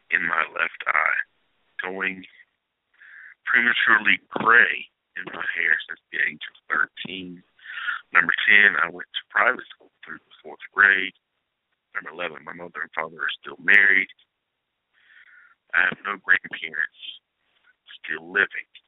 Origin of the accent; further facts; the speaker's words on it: Henderson, North Carolina, United States; I was born January 16th, 1978. I was born in Henderson, North Carolina.